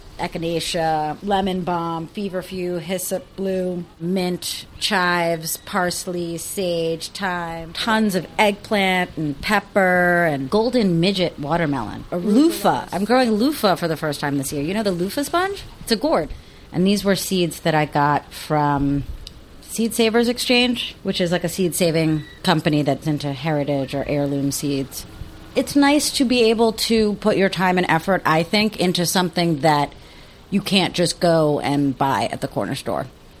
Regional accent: Bronx, New York, United States; also born or lived in Queens; now in Boston, United States; I was born in Queens, raised in the South Bronx, Spanish Harlem, Lower East Side, and a little bit of Brooklyn, too. But growing up in the city, I had no idea what a garden was.

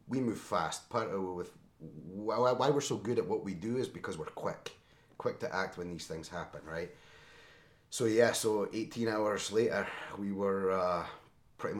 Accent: Scotland, United Kingdom; now in Chicago area, United States; I'm a naturalized citizen as well. I'm from Scotland, obviously.

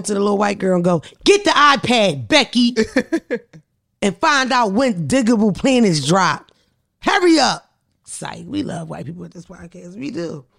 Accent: Philadelphia, Pennsylvania, United States; I'm born in the 80s where hip hop was already started. So my whole life has been rappers, millions of rappers coming out. Not to mention I'm from a musical city. I'm from Philadelphia.

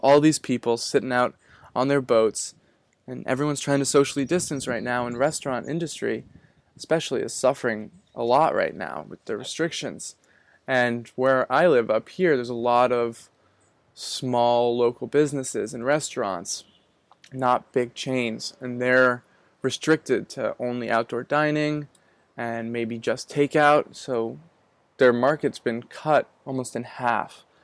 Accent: Manchester-by-the-Sea, Massachusetts, United States; moved away as an adult; now in Gloucester, United States; I was born in Manchester by the Sea, and I just recently moved up to Gloucester

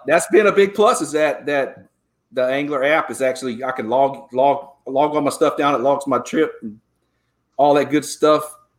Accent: Georgia, United States; now in Texas, United States; I grew up in Georgia.

